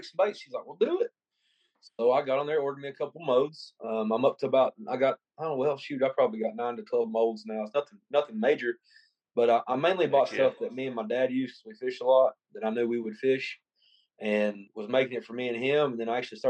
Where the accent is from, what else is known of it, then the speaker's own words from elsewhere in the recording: United States; moved away as an adult; now in Manchester, United States; I'm originally from Morrow County. Moved down here to Manchester about, 5 years ago